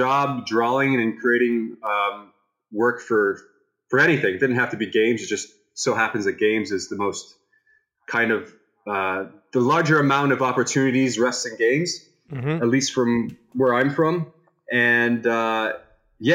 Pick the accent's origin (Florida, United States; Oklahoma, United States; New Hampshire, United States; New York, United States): Florida, United States; Tampa; I'm from Tampa, Florida